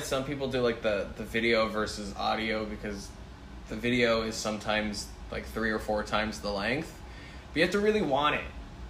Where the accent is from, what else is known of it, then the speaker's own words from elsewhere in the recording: Norway; So for me, to contextualize it, I was born and raised in Norway, but my mom is American and my dad is South African.